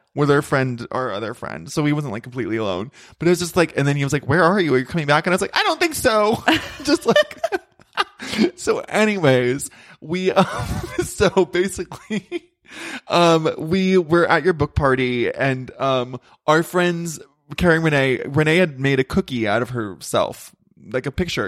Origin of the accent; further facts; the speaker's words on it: Ventura, California, United States; moved away; I grew up in Ventura and it's my hometown.